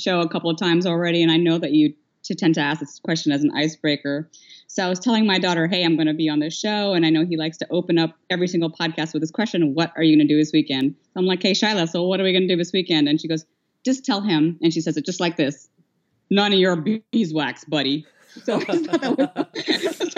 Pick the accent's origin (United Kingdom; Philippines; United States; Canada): Philippines; moved away; I was born and raised in the Philippines, though I am of Indian descent